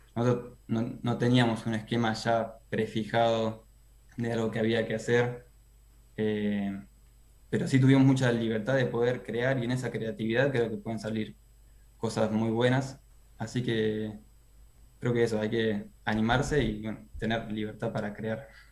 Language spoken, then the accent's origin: Spanish; Necochea, Buenos Aires Province, Argentina; moved away as an adult; now in La Plata, Argentina; soy de Necochea, pero bueno, estudio en la UNLP